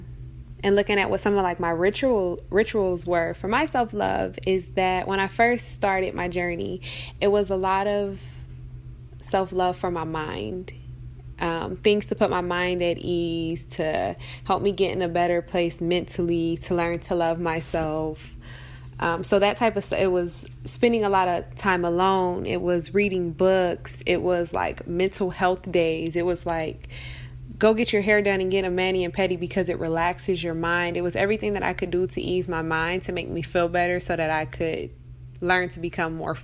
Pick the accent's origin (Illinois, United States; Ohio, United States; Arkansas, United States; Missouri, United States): Ohio, United States; Cleveland; I'm from Cleveland, Ohio.